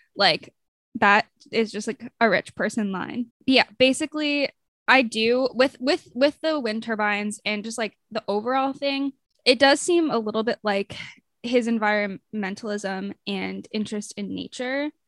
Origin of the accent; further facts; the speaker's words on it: United States; as an American